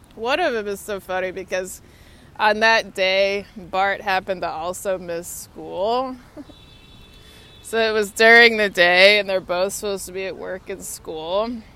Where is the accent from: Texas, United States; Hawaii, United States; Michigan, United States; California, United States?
Texas, United States; now in Washington, United States; Texas is so so hot. It's hot, hot, hot. Um, of course, that was where I grew up